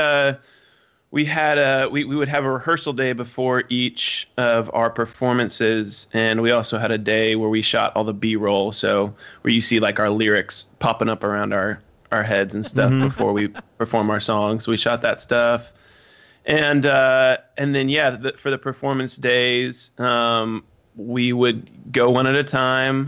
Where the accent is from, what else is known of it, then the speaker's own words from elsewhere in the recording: Omaha, Nebraska, United States; when they asked me where I was from, I said Omaha